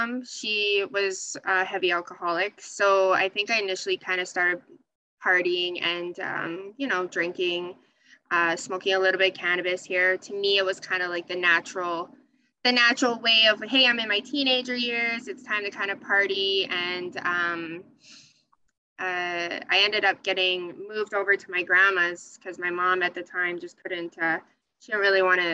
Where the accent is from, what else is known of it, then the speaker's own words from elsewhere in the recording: Edmonton, Alberta, Canada; also born or lived in Sherwood Park, Alberta; born and raised in Canada. I initially grew up actually out. I grew up in Millwoods, which is in Edmonton.